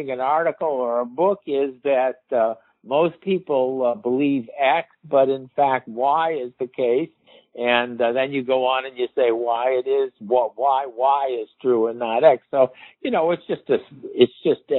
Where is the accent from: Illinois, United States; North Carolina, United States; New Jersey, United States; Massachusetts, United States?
Illinois, United States; Chicago; I'm from Chicago and I root for the Chicago Cubs